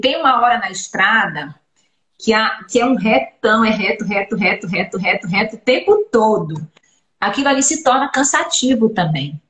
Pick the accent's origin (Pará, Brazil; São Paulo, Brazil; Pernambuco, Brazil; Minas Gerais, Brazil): Pará, Brazil; Belém; moved away as an adult; also born or lived in Belo Horizonte / Rio de Janeiro; now in Vitória, Brazil; eu sou de Belém, sabe, doutora Jane? Eu sou paraense